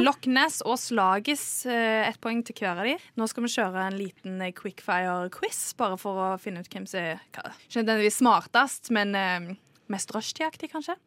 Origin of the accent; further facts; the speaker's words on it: Trondheim, Trøndelag, Norway; now in Oslo, Norway; Kvinnelig fra Trondheim.